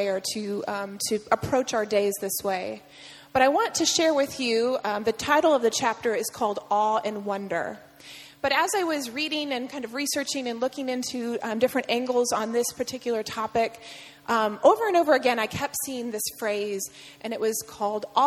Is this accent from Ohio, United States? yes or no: yes; Perrysburg, Ohio, United States; moved away; growing up in Perrysburg, Ohio